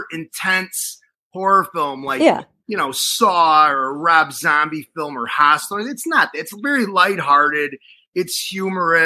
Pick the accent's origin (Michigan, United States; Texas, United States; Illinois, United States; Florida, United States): Illinois, United States; Chicago; accent: street Chicago; my street Chicago accent